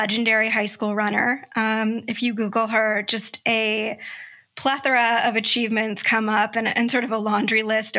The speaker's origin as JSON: {"language": "English", "town": "Los Angeles", "region": "California", "country": "United States", "tie": "born or raised there", "said": "we both graduated from the same high school, Harvard Westlake School in Los Angeles, California"}